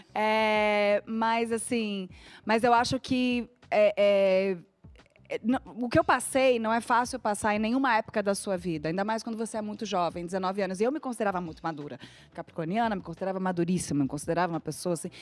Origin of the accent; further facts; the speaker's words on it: Rio de Janeiro, Brazil; moved away as an adult; also born or lived in Porto Alegre; now in São Paulo, Brazil; eu fui criada no Rio de Janeiro. Só que assim, nasci em Porto Alegre